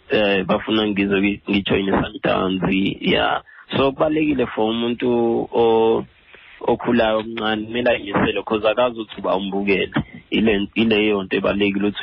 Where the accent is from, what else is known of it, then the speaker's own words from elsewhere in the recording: Pietermaritzburg, KwaZulu-Natal, South Africa; moved away; ngisikhahlathi ngowase-peter marisburg empenje ikhaya kodwa ngikhulele e-edindale ecaleni ewood